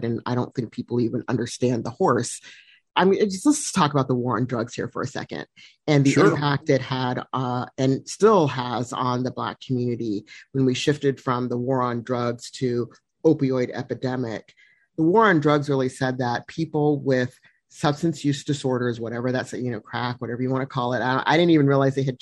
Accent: Philadelphia, Pennsylvania, United States; I'm from Philly

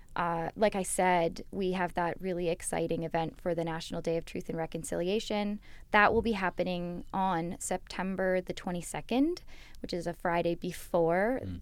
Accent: London, Ontario, Canada; I grew up here in London. I've basically grown up on Western campus, both my parents having gone here

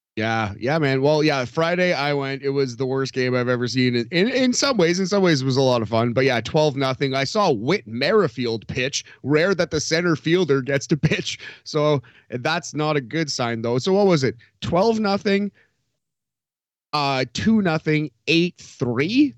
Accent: Sudbury, Ontario, Canada; now in Toronto, Canada; where I grew up in Sudbury, or even actually north of Sudbury

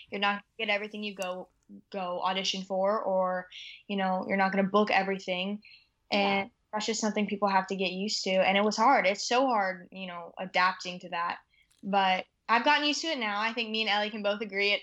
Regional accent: Iowa, United States; now in Los Angeles, United States; you come back home to Iowa and it's just this country living.

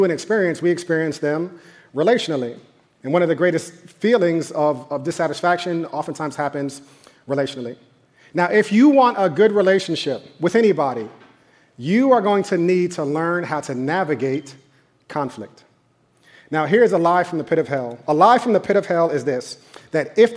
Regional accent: New York, United States; I grew up in New York

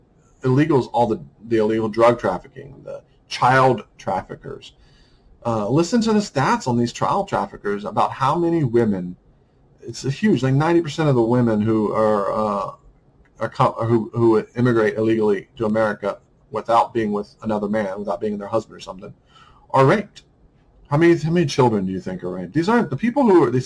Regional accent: United States; I'm a white American

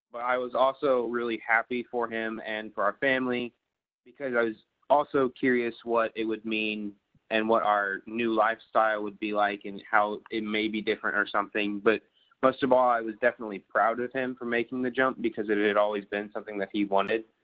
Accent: Oklahoma, United States; also born or lived in Hong Kong / China / Thailand; I was born in Hong Kong, China. I spent about the first nine years of my life or so moving back and forth from China to Thailand, uh, wherever the mission board told us to live. And then around nine or 10 years old, I moved, or our family moved back to Oklahoma

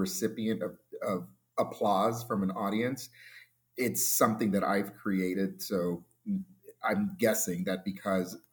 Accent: Florida, United States; moved away; It's my home. Florida's my home state

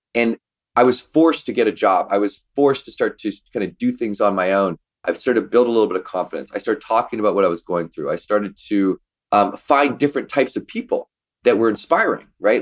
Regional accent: Victoria, British Columbia, Canada; in Victoria, B C, where we grew up in Canada

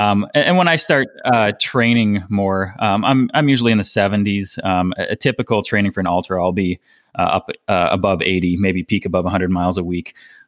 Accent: Minnesota, United States; moved away as an adult; also born or lived in Hawaii / Colorado; now in Asheville, United States; I am, 38 years old. I'm originally from Minnesota. I have lived here in the greater Asheville, North Carolina area for the past about 3 years now. And prior to that, I had moved back and forth between Hawaii

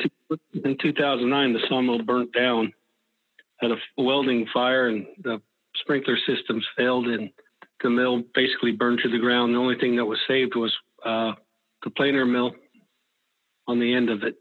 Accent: Weaverville, California, United States; I was born in Weaverville, where I live

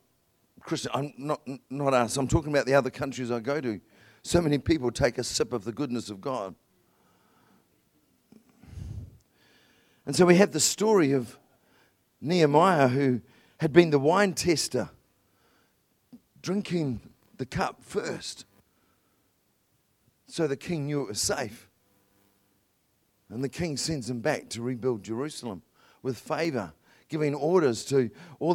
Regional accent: New Zealand; I'm a Kiwi

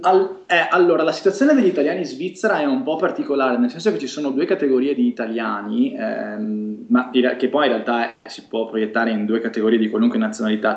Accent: province of Venice, between Padua and Venice, Veneto, Italy; moved away as an adult; also born or lived in Milan / Monza; dalla provincia di Venezia

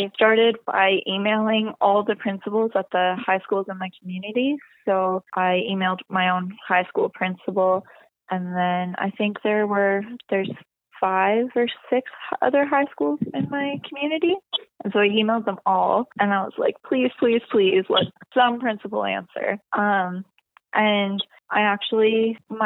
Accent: Fort McMurray, Alberta, Canada; Fort McMurray, my hometown

